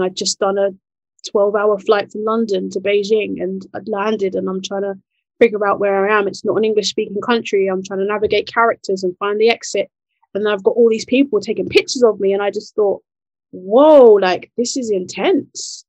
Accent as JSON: {"language": "English", "country": "Nigeria", "said": "I'm Nigerian, so we're in the west"}